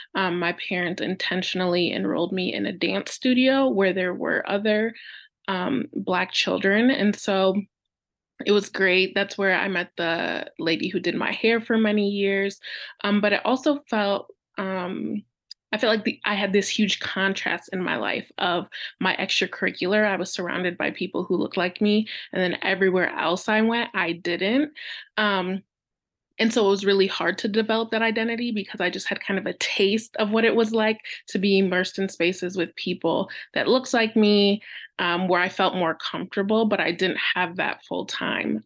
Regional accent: about an hour north of Detroit, Michigan, United States; I was born in Detroit, Michigan, in the United States, and raised about an hour north

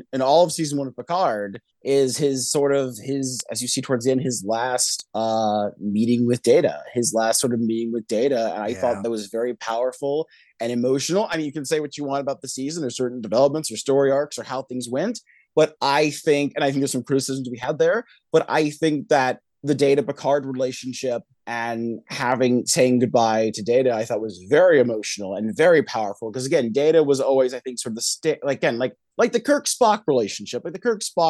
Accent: Northern California, United States; I'm from Northern California myself

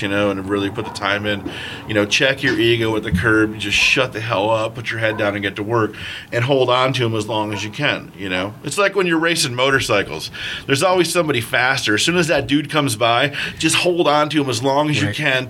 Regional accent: East Coast, United States; I'm a Yank. I come up back east

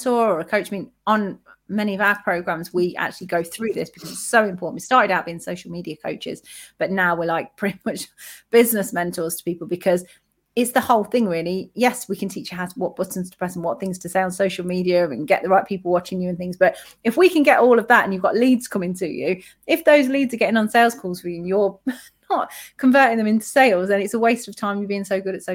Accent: United Kingdom; we're British as well

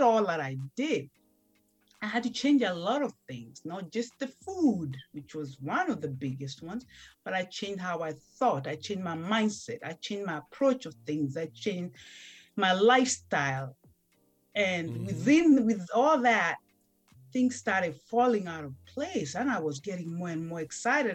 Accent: Kenya; moved away as an adult; now in United States; I was raised and born in Kenya, little village

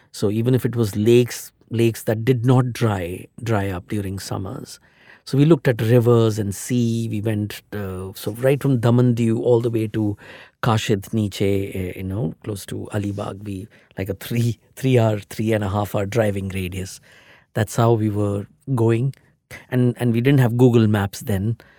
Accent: Delhi, India; now in Mumbai, India; I'm from, I'm basically from Delhi

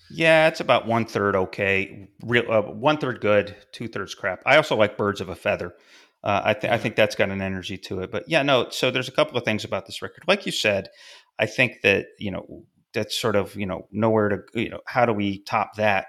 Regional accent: Fulton, New York, United States; a little north of my hometown, uh, Fulton, New York

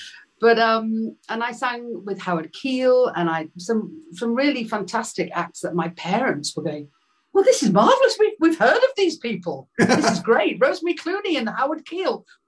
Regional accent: Liverpool, North West England, United Kingdom; I'd had that thing of being a young girl growing up in Liverpool with a Beatle as a cousin

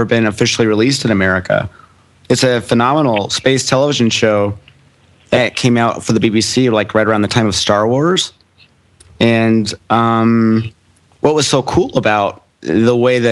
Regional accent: United States; I'm an American

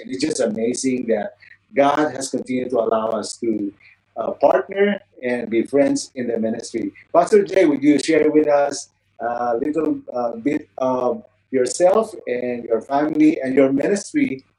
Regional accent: Philippines; moved away as an adult; also born or lived in San Diego, United States; now in North Carolina, United States; I was born in the Philippines. I grew up there. And I stopped growing up in the Philippines physically. But I moved here with my wife in the U.S. 1995

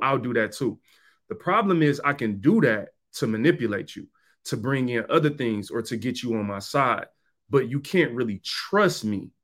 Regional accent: Detroit, Michigan, United States; I'm from Detroit. I grew up in Detroit

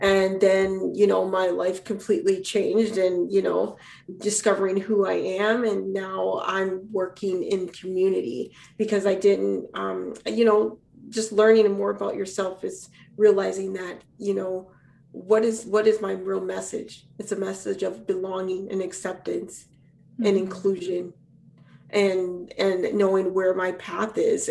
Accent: Minneapolis, Minnesota, United States; I grew up in Minneapolis, Minnesota, raised by incredible people.

